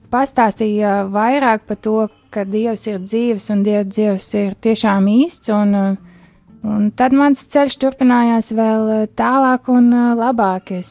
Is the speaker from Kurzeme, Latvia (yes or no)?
no; Riga, Latvia; Es esmu no Rīgas, mēs dzīvojam Rīgā.